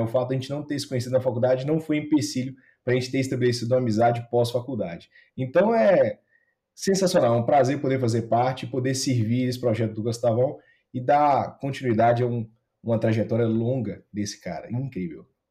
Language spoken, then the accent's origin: Portuguese; Ipatinga, Minas Gerais, Brazil; Eu entrei na faculdade de medicina, lá na minha cidade natal, em Patinga